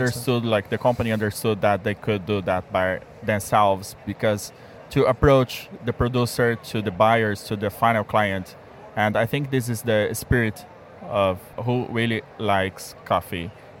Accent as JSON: {"language": "English", "region": "Minas Gerais", "country": "Brazil", "said": "I'm from Minas Gerais. It's the state."}